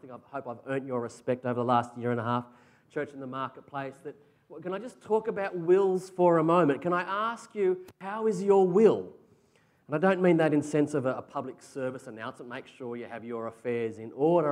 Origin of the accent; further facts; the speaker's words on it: Australia; As Aussie blokes